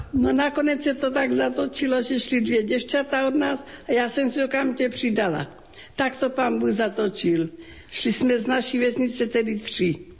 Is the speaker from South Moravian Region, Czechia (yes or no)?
yes; Ratíškovice, South Moravian Region, Czechia; Pocházím z rodiny křesťanské, velmi živá fárnost. To byla obec Ratiškovice na Slovácku, okres Hodonín.